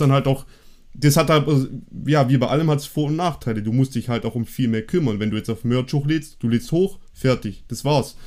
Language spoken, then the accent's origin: German; Germany; wir sind ja Deutsche